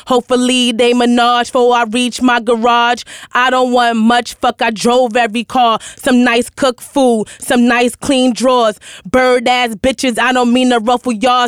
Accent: New York City, New York, United States; I'm from Hell's Kitchen

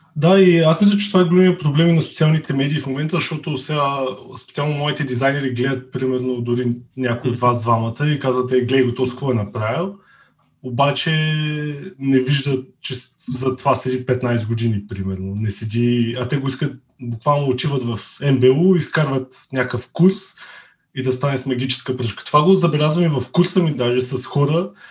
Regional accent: Veliko Tarnovo, Veliko Tarnovo Province, Bulgaria; moved away as an adult; now in Burgas, Bulgaria; От Велико Търново съм, но живея в Бургас

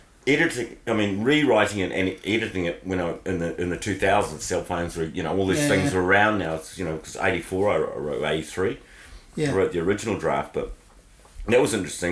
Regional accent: Hamilton, Waikato, New Zealand; now in Wellington, New Zealand; I knew him growing up in Hamilton

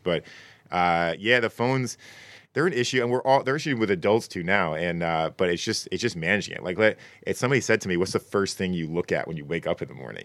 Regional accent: Connecticut, United States; I'm from Connecticut

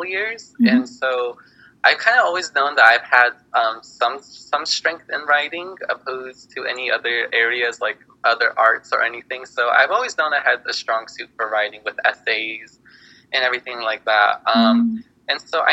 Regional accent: New Mexico, United States; also born or lived in Navajo Nation; I'm from New Mexico

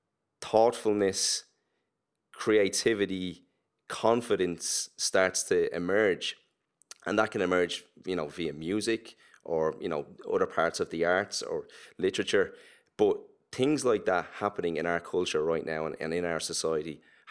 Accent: Ireland; accent: Irish; The only thing that will identify us as an Irish urban act right now is our voice, is our accent and how we talk.

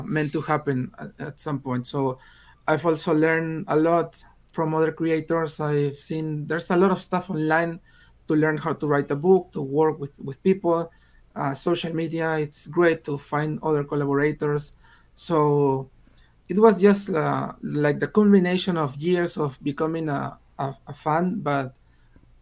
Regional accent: Peru; English is a second language; I'm from Peru and I started writing in English

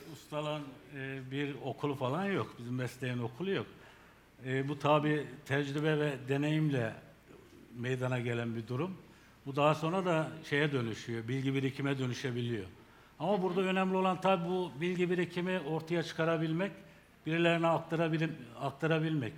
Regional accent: Gümüşhane Province, Turkey; moved away as an adult; now in Nevşehir, Turkey; 1968 Gümüşhane doğumluyum. İlk orta ve liseyi Gümüşhane'de bitirdikten sonra askerlik.

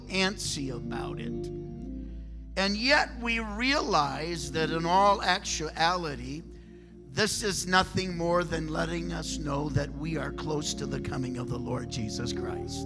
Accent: Michigan, United States; I'm from Michigan

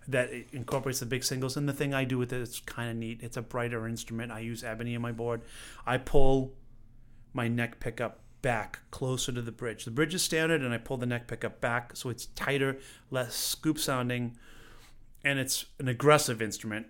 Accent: Stoneham, Massachusetts, United States; moved away; I grew up, uh, in a little town, Stoneham, Massachusetts

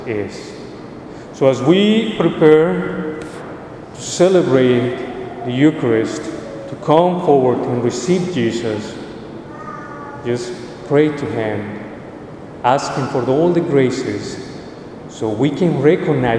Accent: Colombia; moved away; I'm originally from Colombia

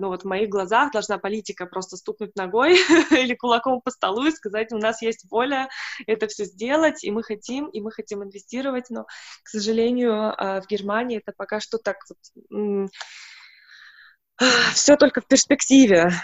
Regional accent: Siberia, Russia; now in Germany; я из Сибири, и поэтому у меня, ну, из небольшого города, и у нас было тоже только монолингвальное как-то образование, воспитание, и все только на русском языке

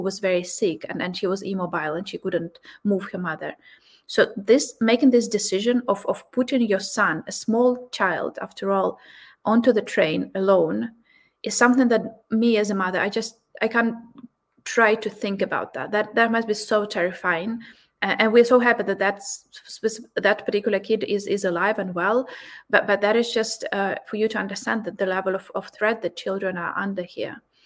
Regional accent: Ukraine; Me as a Ukrainian

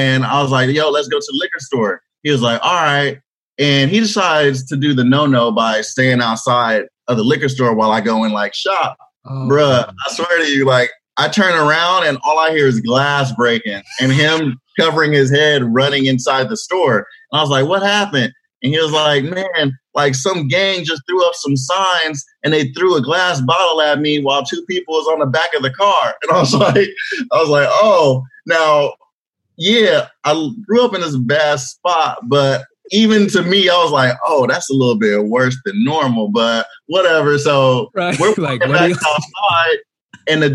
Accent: Los Angeles, California, United States; moved away; I grew up like in South Central LA, 88th and Budlong

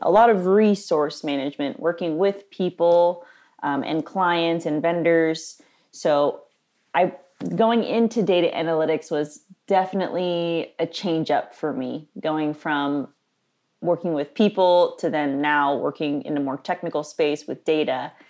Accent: Nashville, Tennessee, United States; I grew up here in Nashville in the South

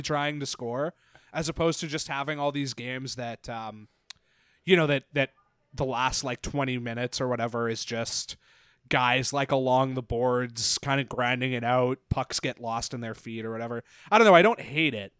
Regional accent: Canada; as a Canadian

